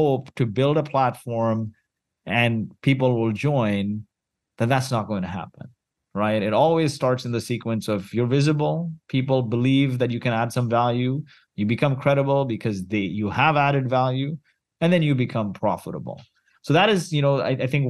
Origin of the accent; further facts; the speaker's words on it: Kuwait; moved away; also born or lived in Mumbai, India; I was born in Kuwait